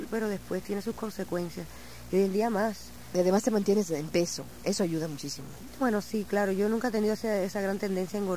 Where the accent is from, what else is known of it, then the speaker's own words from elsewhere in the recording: Arecibo, Puerto Rico; now in New York, United States; Sí, yo nací en Arecibo.